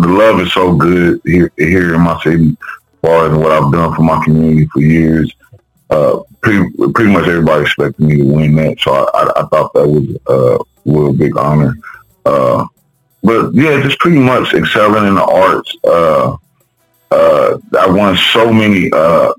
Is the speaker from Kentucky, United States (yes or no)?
no; Wichita, Kansas, United States; I'm from Wichita, Kansas